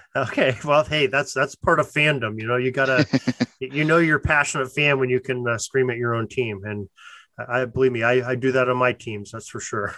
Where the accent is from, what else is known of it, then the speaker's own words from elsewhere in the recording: Western Pennsylvania, United States; I'm from I'm from Western Pennsylvania